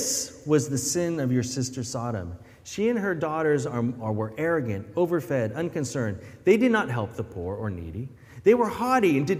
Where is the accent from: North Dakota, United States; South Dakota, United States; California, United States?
California, United States; near San Francisco; moved away; also born or lived in Philippines; growing up near San Francisco